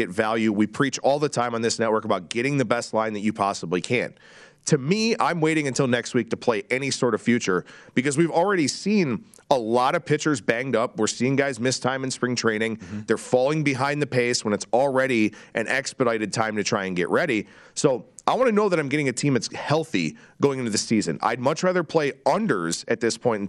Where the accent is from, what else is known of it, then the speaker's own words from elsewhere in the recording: Cleveland, Ohio, United States; the Cleveland Guardians, for example, my hometown team.